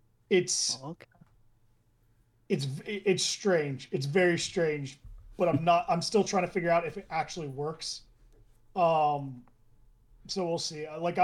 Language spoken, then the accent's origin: English; United States; especially as an American.